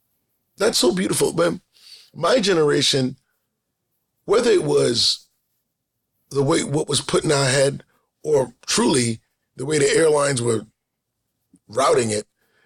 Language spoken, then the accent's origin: English; New York City, New York, United States; as a New Yorker, I'll say New York City, but I am talking about Queens.